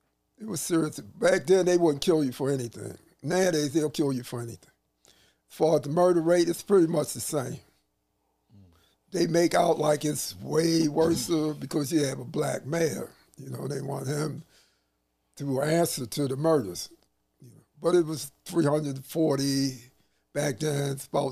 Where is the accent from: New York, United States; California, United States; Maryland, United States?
Maryland, United States; Baltimore; also born or lived in North Carolina; I was born in North Carolina. My family moved up here when I was 3 months old. Okay. And Baltimore is all I know.